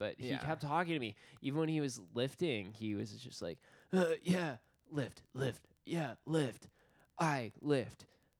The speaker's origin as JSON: {"language": "English", "country": "Finland", "said": "Yeah. Yeah, we're from Finland."}